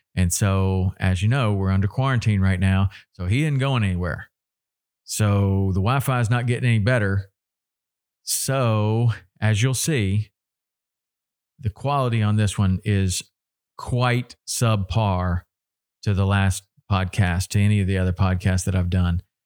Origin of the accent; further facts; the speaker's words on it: Tennessee, United States; I grew up in Tennessee.